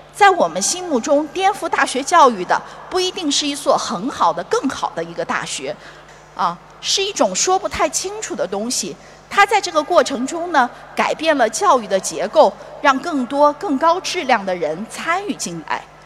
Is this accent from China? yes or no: yes; China; 我们中国人